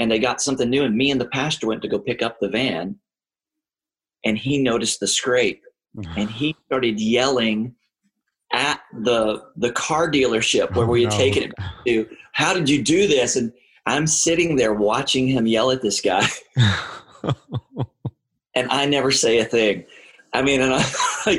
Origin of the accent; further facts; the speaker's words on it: Texas, United States; moved away as an adult; also born or lived in Maryland / Omaha, Nebraska; I was from Texas.